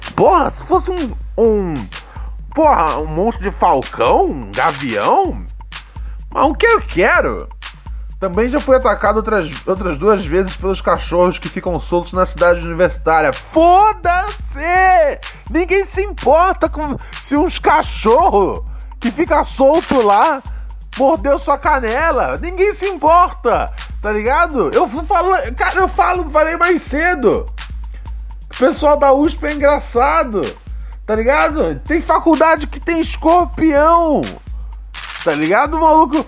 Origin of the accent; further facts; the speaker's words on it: Brazil; eu sou brasileiro